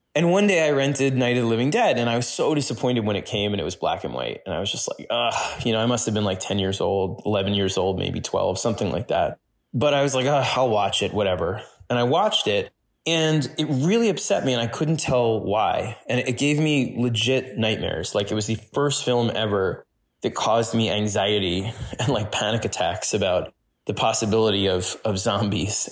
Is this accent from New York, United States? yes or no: yes; New York City, New York, United States; when I was growing up in New York City